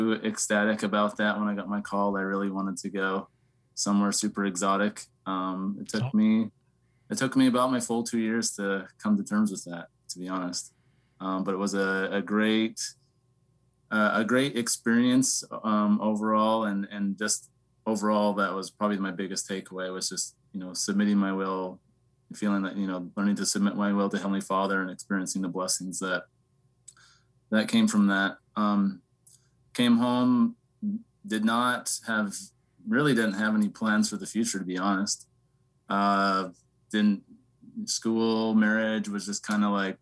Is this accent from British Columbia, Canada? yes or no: no; Lethbridge, Alberta, Canada; I grew up in Southern Alberta, Canada. Lethbridge is my hometown.